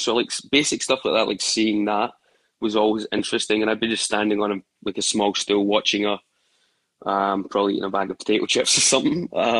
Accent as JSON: {"language": "English", "town": "Glasgow", "region": "Scotland", "country": "United Kingdom", "tie": "born or raised there", "said": "So growing up in Glasgow, I remember like as an early age, my mum and dad were constantly working."}